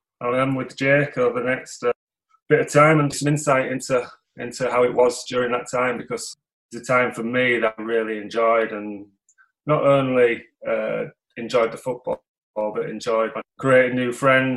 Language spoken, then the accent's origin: English; Bridlington, Yorkshire and the Humber, United Kingdom; I'm from Bridlington originally, on the East Coast.